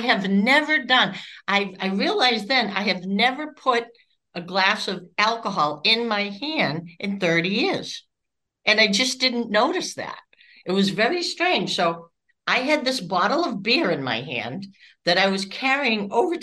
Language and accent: English; Massachusetts, United States; moved away as an adult; also born or lived in Florida; I'm from Massachusetts